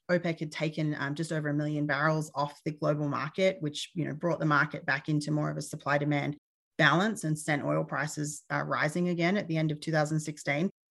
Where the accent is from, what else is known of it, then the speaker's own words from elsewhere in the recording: Australia; moved away as an adult; now in United States; I'm originally from Australia. Uh, I've been in the U S for a number of years